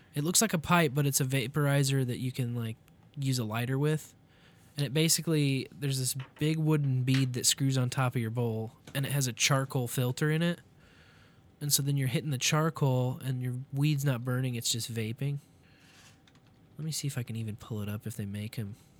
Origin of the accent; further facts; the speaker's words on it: Kansas City, Missouri, United States; also born or lived in Columbia, Missouri; going back to my college town from my hometown, Kansas City, Columbia.